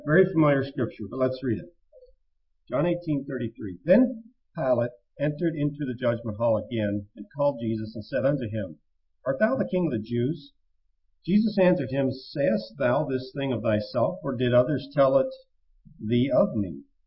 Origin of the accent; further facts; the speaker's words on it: United States; We as American citizens